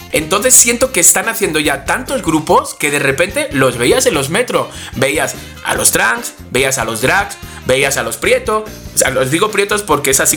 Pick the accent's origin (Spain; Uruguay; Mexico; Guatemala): Spain; como soy español